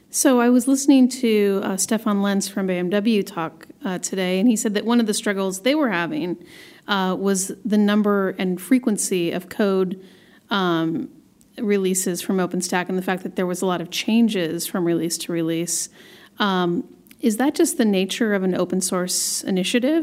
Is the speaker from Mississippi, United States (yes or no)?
no; Portland, Oregon, United States; I have a fellow Portlander with me, Alex Williams, all the way from my hometown.